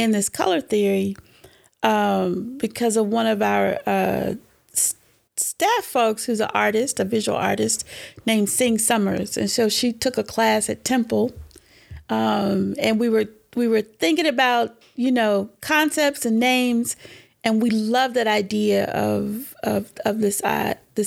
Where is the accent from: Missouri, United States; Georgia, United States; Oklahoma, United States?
Georgia, United States; Atlanta; I was born in Atlanta.